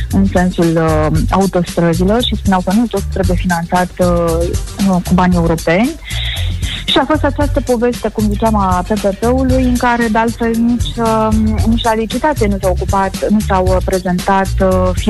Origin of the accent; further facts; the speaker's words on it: Moldavia, Romania; Dar pe care deocamdată noi moldovenii o plătim